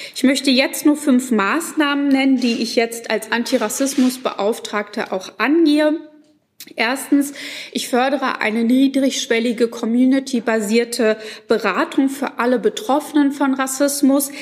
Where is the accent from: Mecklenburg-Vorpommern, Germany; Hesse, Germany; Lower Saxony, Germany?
Mecklenburg-Vorpommern, Germany; Schwerin; meine Heimat Schwerin und Mecklenburg-Vorpommern